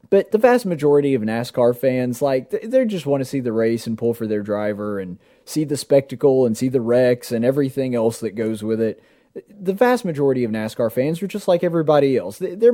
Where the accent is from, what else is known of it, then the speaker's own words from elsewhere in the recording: the South, United States; we like the South and we like the fact that we're from the South nowadays.